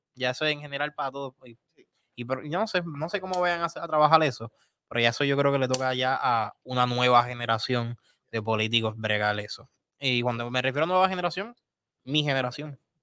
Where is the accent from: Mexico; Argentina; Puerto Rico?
Puerto Rico; nosotros, como puertorriqueños